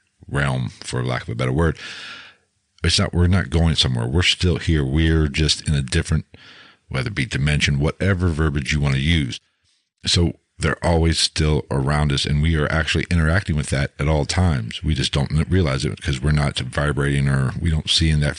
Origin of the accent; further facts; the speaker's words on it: Ohio, United States; we're both from Ohio